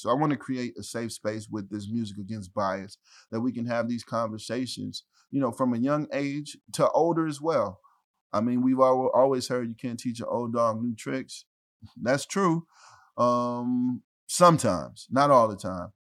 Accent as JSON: {"language": "English", "town": "Ferguson", "region": "Missouri", "country": "United States", "also_born_or_lived": "St. Louis", "said": "I'm from Ferguson"}